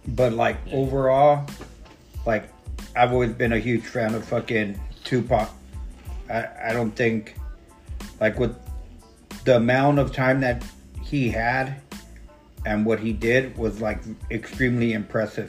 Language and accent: English; West Coast, United States; I'm from the West Coast